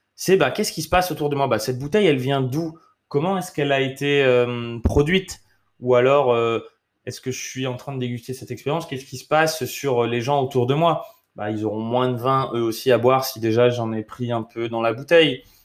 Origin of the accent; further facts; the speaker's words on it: France; also born or lived in United States; je suis français